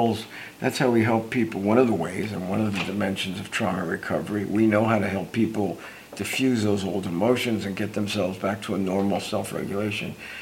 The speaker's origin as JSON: {"language": "English", "town": "Newark", "region": "New Jersey", "country": "United States", "moved": "as an adult", "lives_now": "California, United States", "said": "here I come to California from Newark, New Jersey area"}